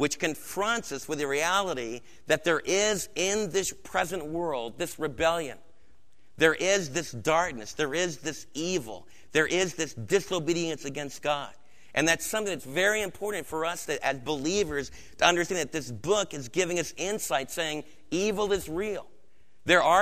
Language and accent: English; Adirondacks, New York, United States; where I was raised in the Adirondacks